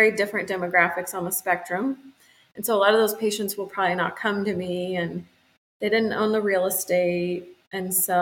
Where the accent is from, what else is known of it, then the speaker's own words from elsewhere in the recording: Kansas City, United States; also born or lived in Columbia, Missouri; Born and raised in Kansas City